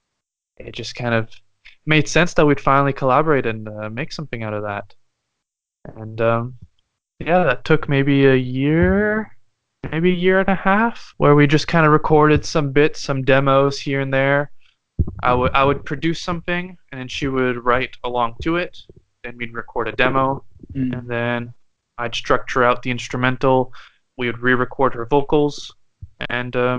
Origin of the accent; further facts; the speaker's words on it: Vancouver, British Columbia, Canada; moved away as an adult; also born or lived in Bristol, United Kingdom / France; now in Aberdeen, United Kingdom; growing up, I grew up in Vancouver, so it was English